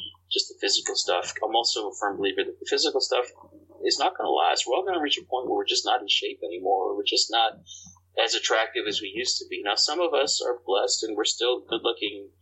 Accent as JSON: {"language": "English", "country": "Canada", "tie": "born or raised there", "moved": "as an adult", "lives_now": "United States", "said": "I was born and raised in Canada. I've lived in the States for almost, I mean, like 10 years now"}